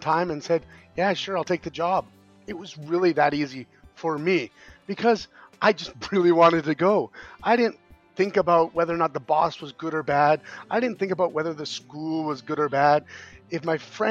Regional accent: Canada; moved away as an adult; now in South Korea; I'm a Canadian

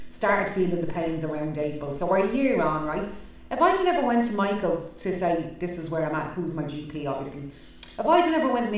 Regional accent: Ireland; us as Irish people

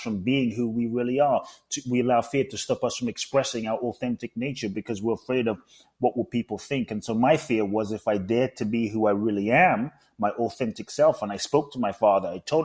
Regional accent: London, United Kingdom; also born or lived in Ghana; now in United States; I was born in Ghana, West Africa. My father's from Ghana. My mother's Japanese. I grew up in London. I live in the US

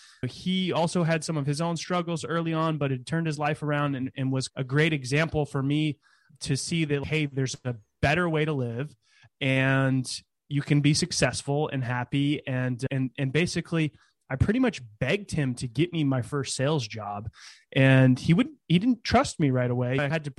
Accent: California, United States; So I was born in California in the Bay Area and moved around quite a bit as a kid, but always in California, and lived in a small town near Sacramento during my high school days

